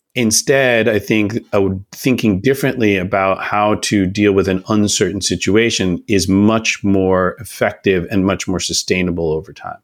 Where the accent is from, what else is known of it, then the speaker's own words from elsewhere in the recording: Oakland, California, United States; I'm from Oakland, California